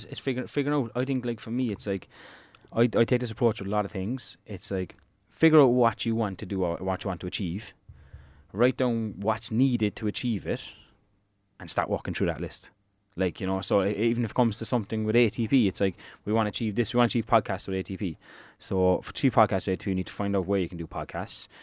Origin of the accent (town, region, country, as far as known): Ireland